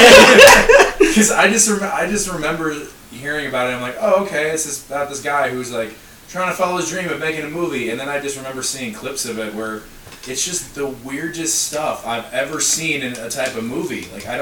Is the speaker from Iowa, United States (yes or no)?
yes; Iowa, United States; moved away; I'm from Iowa